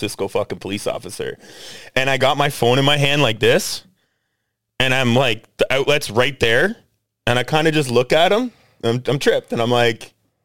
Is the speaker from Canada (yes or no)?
yes; Canada; I'm from Canada.